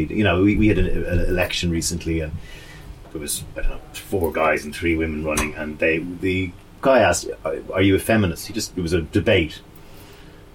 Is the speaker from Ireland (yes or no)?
yes; Dublin, Leinster, Ireland; now in London, United Kingdom; when I was growing up in Dublin, say the 70s and early 80s